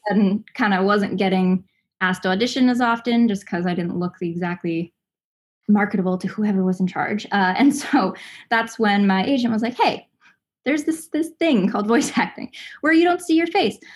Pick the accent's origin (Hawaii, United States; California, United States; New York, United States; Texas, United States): California, United States; Los Angeles; also born or lived in Southern Indiana; I grew up in Los Angeles, um, but I'm from Southern Indiana